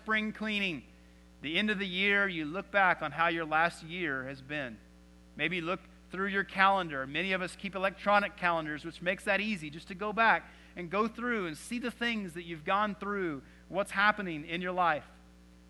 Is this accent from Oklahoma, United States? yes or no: no; Texas, United States; growing up in Texas